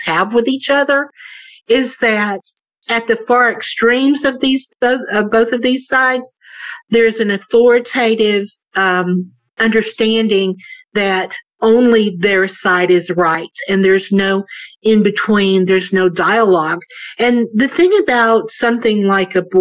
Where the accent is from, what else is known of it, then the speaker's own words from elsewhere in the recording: the South, United States; I grew up in the South